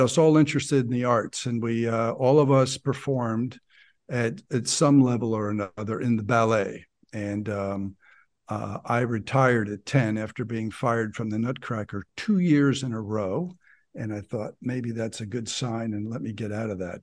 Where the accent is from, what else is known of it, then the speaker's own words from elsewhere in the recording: New Jersey, United States; moved away as an adult; also born or lived in Ohio; I grew up in New Jersey, exit 163 for those who uh, know the Garden State Parkway, so which is uh, up north about 20 miles outside